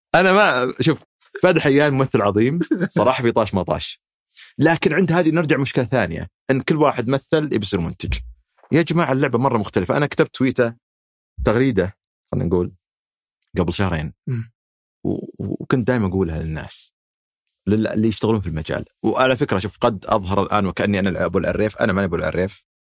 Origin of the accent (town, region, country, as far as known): Saudi Arabia